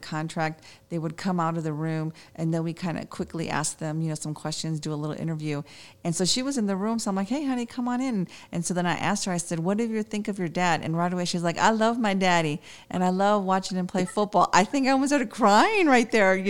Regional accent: Chicago, Illinois, United States; now in San Antonio, United States; I'm from Chicago, so I do know about the snow

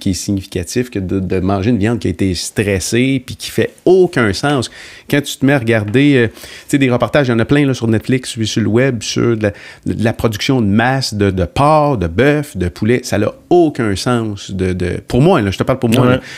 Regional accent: Sainte-Agnès-de-Bellecombe, Quebec, Canada; je viens de Sainte-Agnès-de-Bellecombe

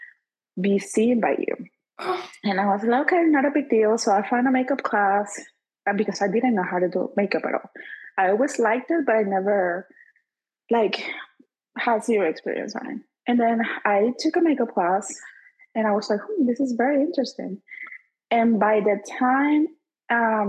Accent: Venezuela; moved away as an adult; I'm from Venezuela. I'm a dentist in my country

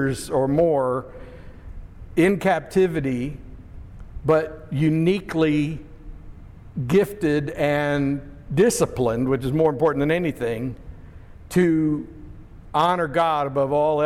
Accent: Pennsylvania, United States; The house I grew up in Pennsylvania was on a steep hillside

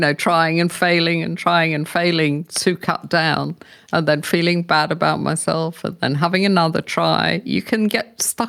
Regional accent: England, United Kingdom; moved away as an adult; because when I came here from England, I was much older. I was 50, but I was drinking a lot in those days.

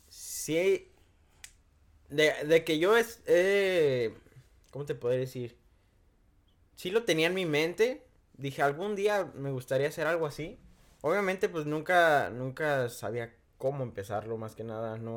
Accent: Michoacán, Mexico; moved away; Yo soy de Michoacán

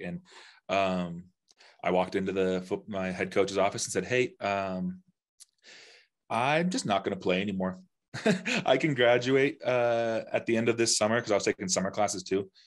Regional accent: Denver, Colorado, United States; also born or lived in Nashville, Tennessee; I'm from Denver

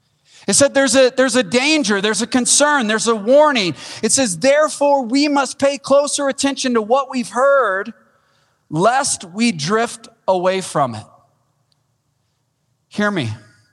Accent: Wichita Falls, Texas, United States; Now, that's not saying much. I came from Wichita Falls, Texas, all right?

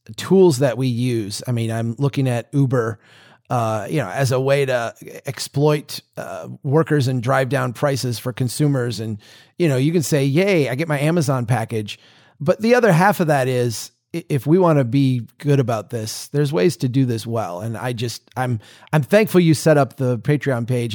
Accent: United States; As an American

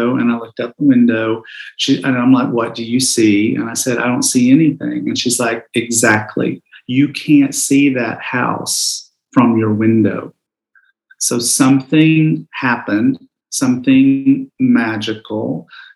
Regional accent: Southeast, United States; also born or lived in Knoxville, Tennessee; I grew up gay in the Southeast

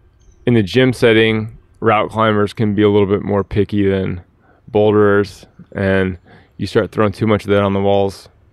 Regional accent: the South, United States; also born or lived in Atlanta; now in Nashville, United States; I'm from the South, man.

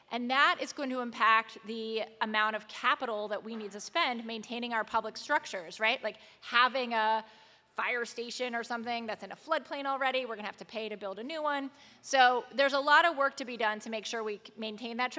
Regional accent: Montgomery County, Maryland, United States; now in Baltimore, United States; I was raised in Montgomery County.

